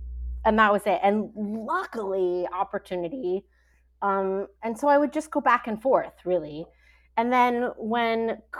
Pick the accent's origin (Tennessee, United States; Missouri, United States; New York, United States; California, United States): California, United States; Fremont; now in Los Angeles, United States; I'm from Fremont. My entire family is still in Fremont.